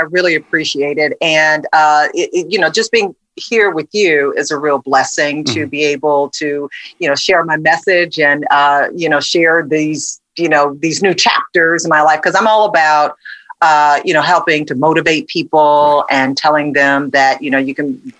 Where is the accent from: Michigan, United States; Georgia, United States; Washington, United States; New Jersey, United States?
Michigan, United States; Detroit; first started in local news in my hometown of Detroit